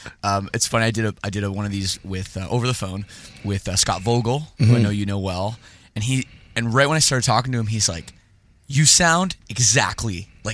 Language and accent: English; Winnipeg, Manitoba, Canada; Like, I'm just thinking about growing up in Winnipeg.